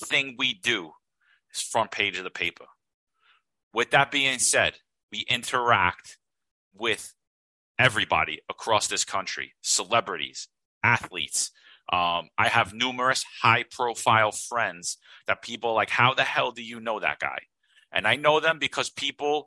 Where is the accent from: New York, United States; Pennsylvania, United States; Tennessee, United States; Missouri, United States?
New York, United States; New York City; I grew up in Bensonhurst. That describes my whole neighborhood.